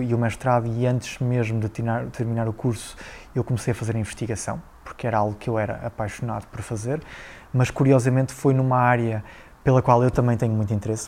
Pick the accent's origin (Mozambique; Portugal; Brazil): Portugal; Figueira da Foz, Coimbra District; also born or lived in Aveiro; eu nasci na Figueira da Foz, terra lindíssima